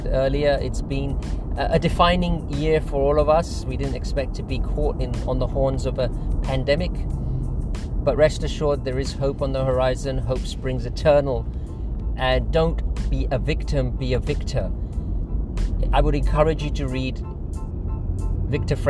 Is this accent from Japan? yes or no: no; London, United Kingdom; I'm originally from London